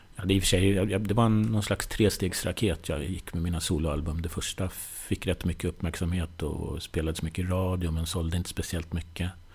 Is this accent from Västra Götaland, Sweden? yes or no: no; Nyköping, Södermanland, Sweden; now in Stockholm, Sweden; Jag kommer från Nyköping, uppväxt där